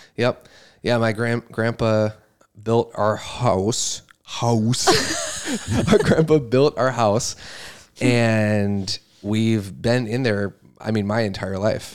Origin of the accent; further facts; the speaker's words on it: Brodhead, Wisconsin, United States; I was born in Wisconsin, Broadhead, Wisconsin.